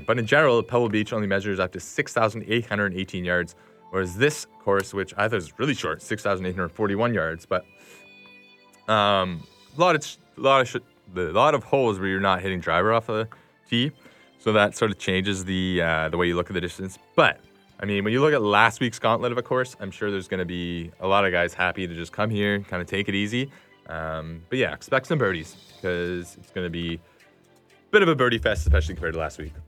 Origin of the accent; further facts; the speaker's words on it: Canada; as a Canadian